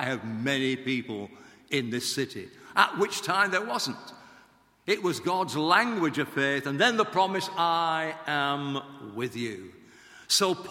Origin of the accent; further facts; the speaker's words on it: Blackburn, North West England, United Kingdom; I went to a grammar school in Lancashire, in Blackburn, my hometown